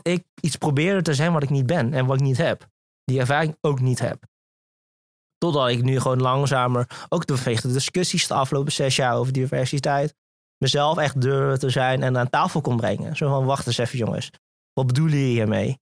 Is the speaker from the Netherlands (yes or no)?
yes; Venlo, Limburg, Netherlands; also born or lived in Singapore; opgegroeid in eh, het eh, pittoreske Venlo